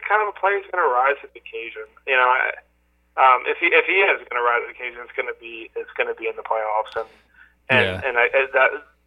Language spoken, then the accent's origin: English; New Jersey, United States; I grew up in South Jersey